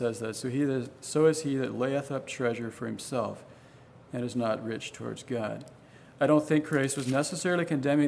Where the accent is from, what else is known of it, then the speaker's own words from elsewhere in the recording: Gladys, Virginia, United States; moved away as an adult; now in Guatemala; growing up in Gladys